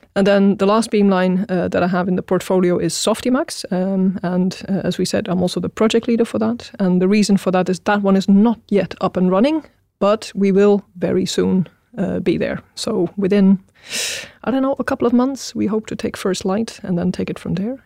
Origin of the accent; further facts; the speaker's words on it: Netherlands; moved away as an adult; now in Sweden; I was born in Holland, uh, or the Netherlands, as it is properly called, um, and uh, I studied there as well